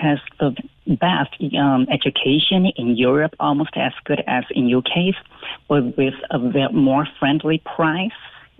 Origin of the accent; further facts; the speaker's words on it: Guangdong, China; English is a second language; moved away as an adult; now in Cork, Ireland; I'm from Canton Province, which is very close to Hong Kong.